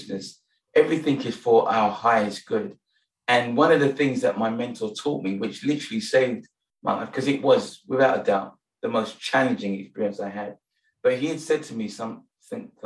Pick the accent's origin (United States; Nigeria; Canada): Nigeria; now in London, United Kingdom; I'm Nigerian